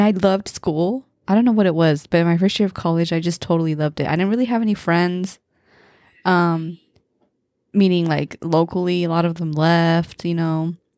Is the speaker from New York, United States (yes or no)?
no; Modesto, California, United States; growing up in Modesto